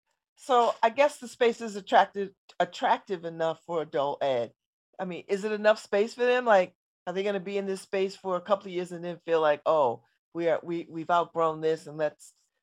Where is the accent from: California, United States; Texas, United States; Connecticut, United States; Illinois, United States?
Connecticut, United States; New Haven; I used to live in the Hill. I grew up in the Hill